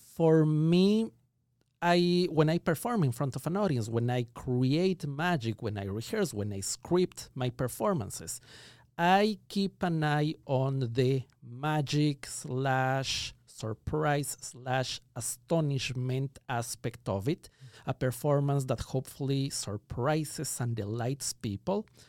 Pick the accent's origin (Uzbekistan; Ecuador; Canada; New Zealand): Ecuador; moved away as an adult; now in Los Angeles, United States; I was born and raised in Ecuador. That explains the accent